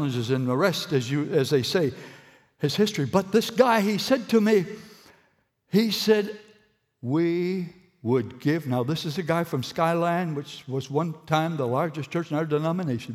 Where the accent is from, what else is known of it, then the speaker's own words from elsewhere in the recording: Moncton, New Brunswick, Canada; I've been brought up here